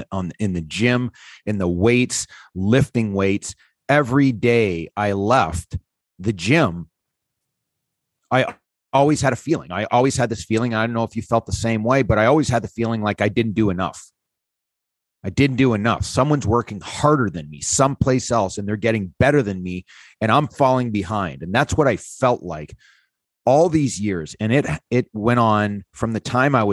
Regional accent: North Bay, Ontario, Canada; I came from North Bay, Ontario. There was not a lot of high end hockey players for me to practice with and skate with.

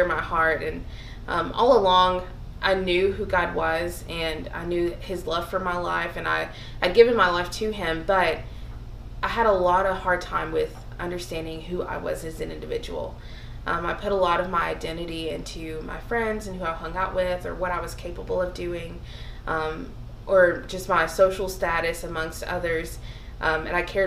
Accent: the South, United States; growing up in the South

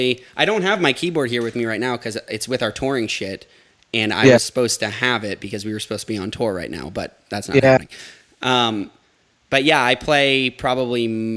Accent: North Shore of Massachusetts, United States; I'm Japanese and Italian, and I'm from the North Shore of Massachusetts.

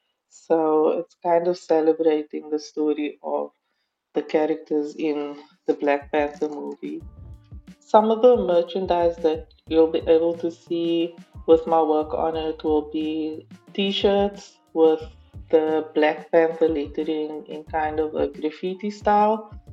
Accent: Cape Town, Western Cape, South Africa; I'm from Cape Town, South Africa.

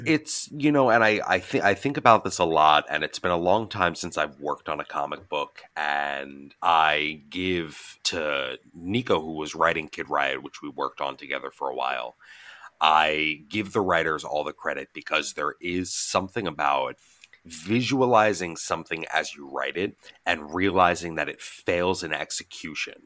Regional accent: United States; as an American

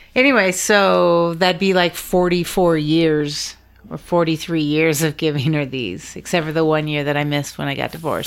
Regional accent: Juneau, Alaska, United States; also born or lived in Valdez, Alaska; I grew up in Juneau, Alaska

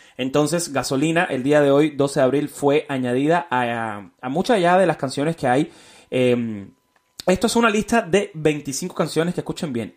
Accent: Miami, Florida, United States; also born or lived in Mexico City, Mexico; yo soy de acá. Llevo 19 años ya viviendo en Miami

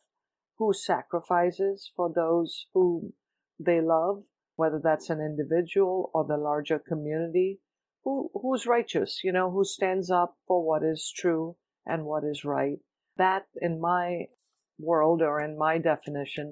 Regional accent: Mumbai, Maharashtra, India; moved away as an adult; now in Cleveland, United States; I was born and raised in Bombay, India. I came to the U.S. when I was 21 to go to grad school to study journalism

